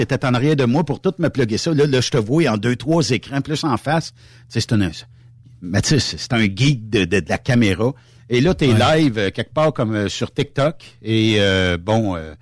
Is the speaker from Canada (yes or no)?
yes; Ferme-Neuve, Quebec, Canada; Saint-Joseph, chez nous à Fermeneuve